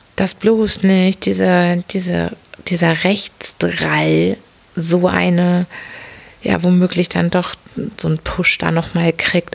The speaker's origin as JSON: {"language": "German", "region": "Hamburg", "country": "Germany", "said": "ich bin ja eine Hamburgerin"}